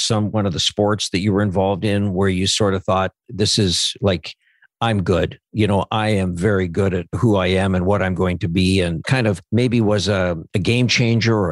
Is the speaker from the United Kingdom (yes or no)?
no; Saskatchewan, Canada; I grew up in Punishai, Saskatchewan.